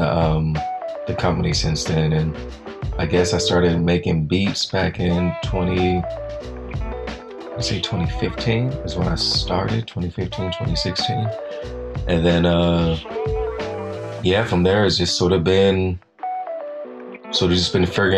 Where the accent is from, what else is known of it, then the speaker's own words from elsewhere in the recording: Oakland, California, United States; moved away as an adult; now in New York City, United States; I'm from East Oakland, obviously. It's in the name.